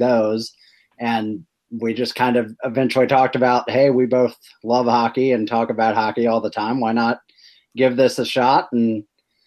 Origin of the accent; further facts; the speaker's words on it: Ballwin, Missouri, United States; We're both from the Baldwin area, met at Parkway South